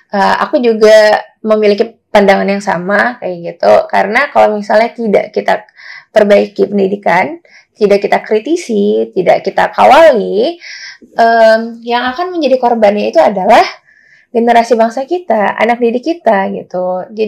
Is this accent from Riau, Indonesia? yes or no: yes; Pekanbaru, Riau, Indonesia; kalau jawabanku sih untuk uh, di kotaku di Pekanbaru, as far as I know, um, belum apa ya masih minim eh, dialog-dialog uh, atau gerakan yang membahas tentang isu-isu pendidikan gitu teman-teman.